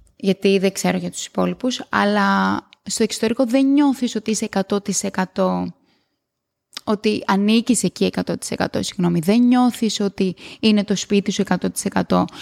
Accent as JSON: {"language": "Greek", "country": "Greece", "tie": "born or raised there", "moved": "as an adult", "said": "μετά αποφασίζεις να πας πίσω στο σπίτι σου, που για μένα είναι η Ελλάδα"}